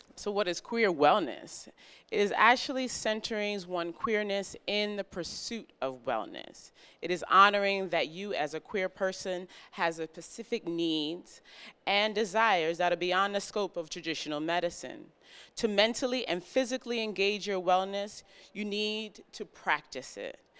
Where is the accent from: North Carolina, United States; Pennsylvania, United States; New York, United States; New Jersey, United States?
New York, United States; New York City; moved away